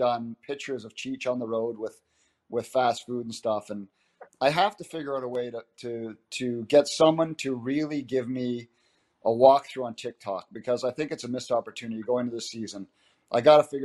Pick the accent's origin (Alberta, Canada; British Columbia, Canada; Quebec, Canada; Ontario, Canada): British Columbia, Canada; Abbotsford; I'm from Abbotsford